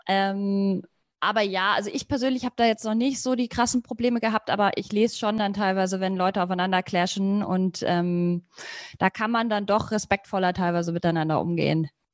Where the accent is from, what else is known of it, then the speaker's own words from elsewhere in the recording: Munich, Bavaria, Germany; Ich bin selber ja auch aus dem Raum